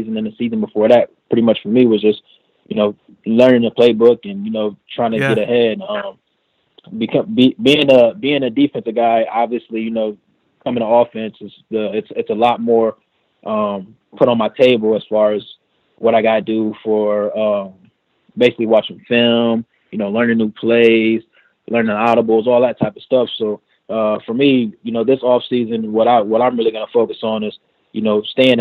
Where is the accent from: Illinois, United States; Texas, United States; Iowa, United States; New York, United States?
Iowa, United States; moved away; my hometown in Iowa